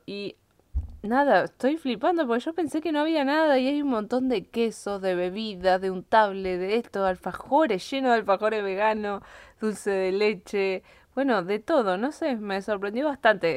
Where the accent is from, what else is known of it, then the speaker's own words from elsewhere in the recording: Bariloche, Río Negro, Argentina; moved away as an adult; now in Granada, Spain; Estoy en Argentina, en Bariloche, Argentina, de donde yo soy